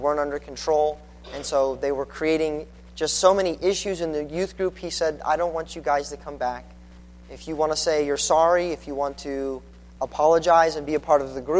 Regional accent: Colorado, United States; moved away as an adult; also born or lived in California; I grew up in Colorado

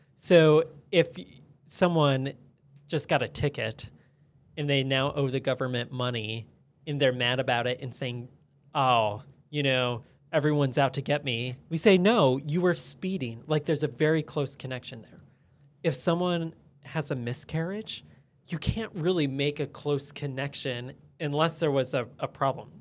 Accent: United States; especially as American citizens

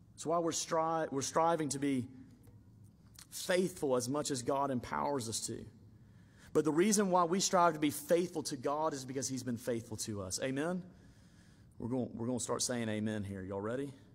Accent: Alabama, United States; I grew up in Alabama and we would go deep sea fishing a lot

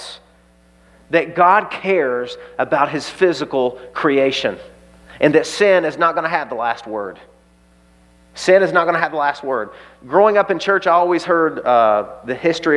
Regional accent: the Bible Belt, United States; I grew up in the Bible Belt

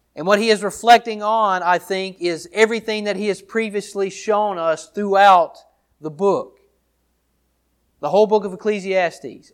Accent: Downsville, Louisiana, United States; also born or lived in Monroe, Louisiana; I was born in Monroe, Louisi-, Louisiana, raised in Downsville, Louisiana

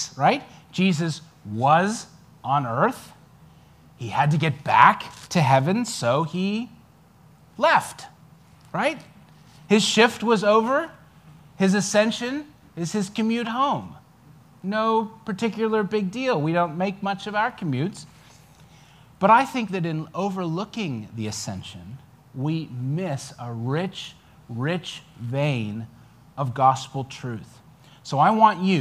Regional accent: New Zealand; now in United States; I'm a New Zealander

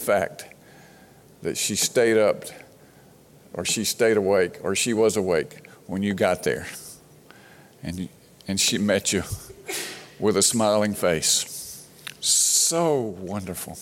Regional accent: Brandon, Mississippi, United States; when I was a little boy growing up in Brandon, Mississippi

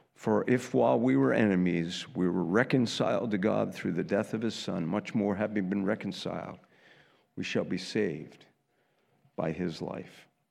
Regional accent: United States; I'm an American

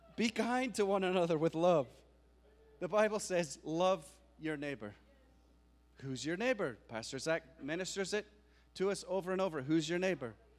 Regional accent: Scotland, United Kingdom; now in United States; I am an American citizen, but I am from Scotland, but I am American

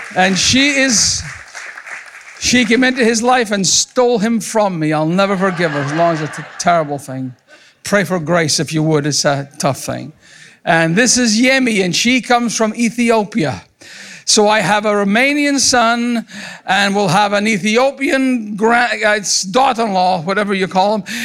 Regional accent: Scotland, United Kingdom; moved away as an adult; also born or lived in Montgomery, Alabama; now in United States; I was raised in Scotland

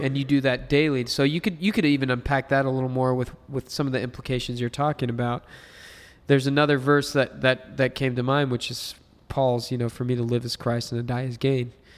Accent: United States; I've only lived as an American

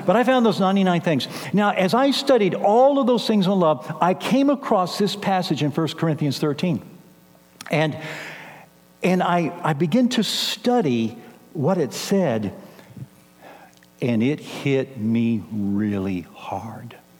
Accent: San Antonio, Texas, United States; moved away as an adult; also born or lived in Kansas City; now in San Antonio, United States; I was raised here in San Antonio

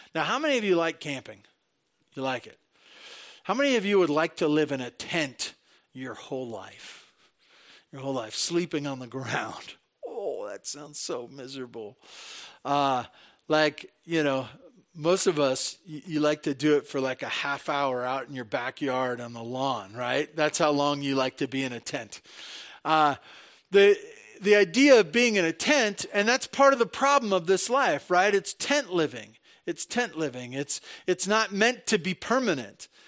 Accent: Santa Barbara, California, United States; moved away as an adult; now in Tehachapi, United States; I was born and raised in Santa Barbara

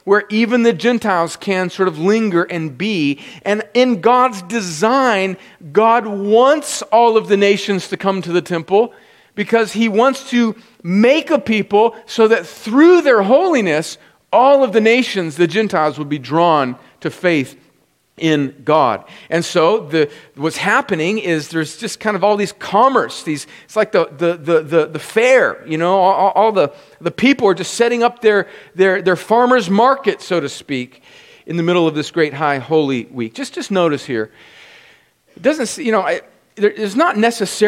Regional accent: Los Angeles, California, United States; moved away; I was born in Los Angeles

